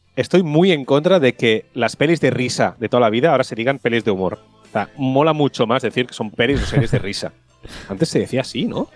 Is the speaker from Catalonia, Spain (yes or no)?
yes; Tiana, Catalonia, Spain; mi pueblo, de Tiana